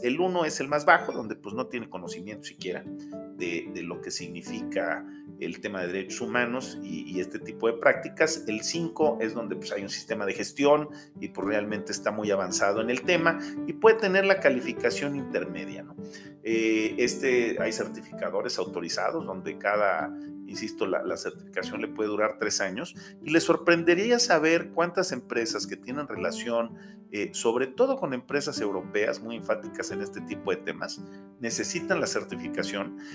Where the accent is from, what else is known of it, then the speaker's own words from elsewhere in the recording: Mexico; como América Latina y como México